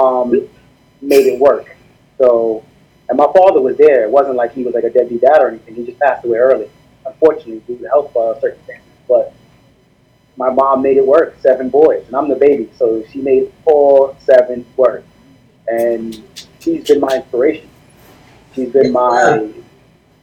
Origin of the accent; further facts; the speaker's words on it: New York City, New York, United States; I'm Haitian American, 32 years old, raised up in East New York, Brooklyn.